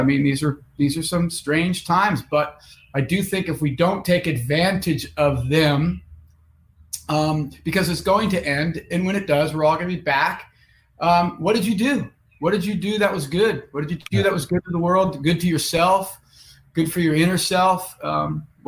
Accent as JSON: {"language": "English", "town": "Lake Tahoe", "region": "California", "country": "United States", "tie": "born or raised there", "also_born_or_lived": "Los Angeles / Seattle", "moved": "as an adult", "said": "I grew up in Lake Tahoe, California"}